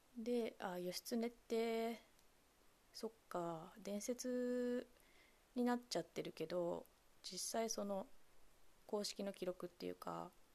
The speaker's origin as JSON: {"language": "Japanese", "town": "Kamogawa", "region": "Chiba", "country": "Japan", "tie": "born or raised there", "said": "私千葉県の鴨川市出身"}